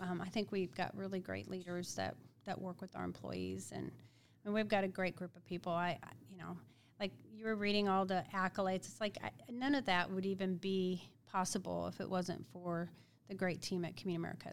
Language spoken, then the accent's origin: English; Independence, Missouri, United States; grew up in Independence, Missouri